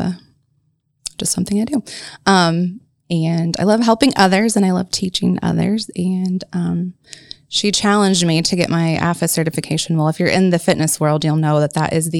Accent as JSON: {"language": "English", "town": "Marion", "country": "United States", "tie": "born or raised there", "said": "I was born in Marion."}